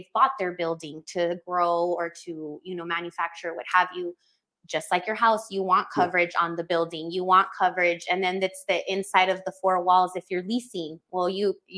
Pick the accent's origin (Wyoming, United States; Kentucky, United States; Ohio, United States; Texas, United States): Texas, United States; El Paso; I'm born and raised in El Paso